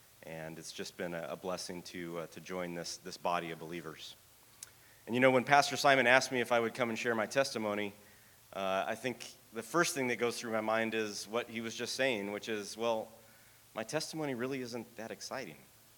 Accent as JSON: {"language": "English", "town": "Oxnard", "region": "California", "country": "United States", "tie": "born or raised there", "said": "I ended up growing up in Oxnard"}